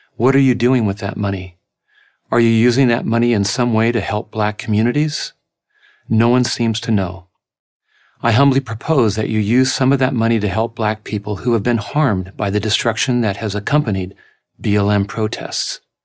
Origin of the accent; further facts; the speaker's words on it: La Mesa, California, United States; my hometown of La Mesa, California